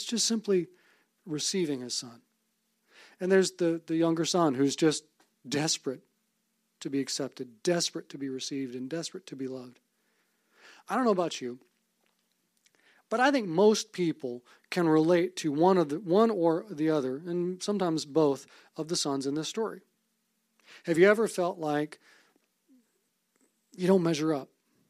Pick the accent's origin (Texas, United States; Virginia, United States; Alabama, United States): Alabama, United States; Fairhope; born there; also born or lived in Savannah, Georgia / Omaha, Nebraska / Vicksburg, Mississippi / Monroe, Louisiana; I was born in Fairhope, Alabama, moved to Savannah, Georgia, Omaha, Nebraska, Vicksburg, Mississippi, then went to college in Monroe, Louisiana